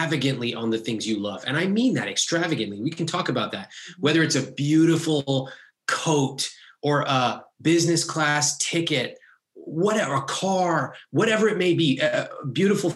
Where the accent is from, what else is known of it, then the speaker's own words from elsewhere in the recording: United States; Growing up in America